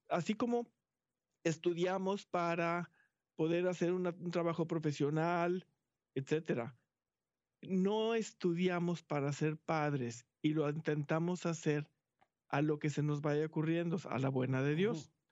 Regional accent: Mexico; moved away as an adult; now in Houston, United States; hace como 14 años que llegamos a Houston, venimos de México, este, nuestros hijos estuvieron toda su vida en colegio católico

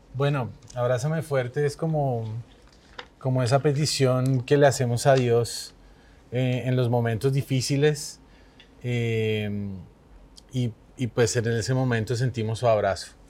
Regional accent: Bogotá, Colombia; also born or lived in Mérida, Venezuela; más colombiano y Bogotá

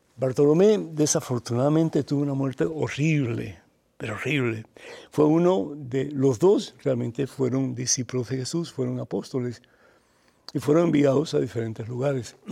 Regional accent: Cuba; para nosotros en Cuba fregar es limpiar los trastes

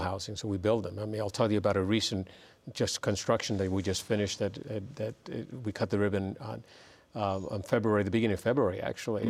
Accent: New York City, New York, United States; now in San Diego, United States; I grew up in the South Bronx as well.

